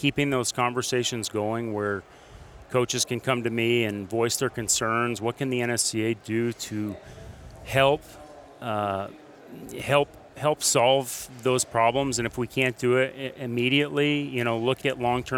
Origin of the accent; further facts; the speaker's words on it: Burlington, Vermont, United States; now in Dallas, United States; my wife and I, Meredith, we are from Vermont, Burlington, Vermont. So we grew up around snow.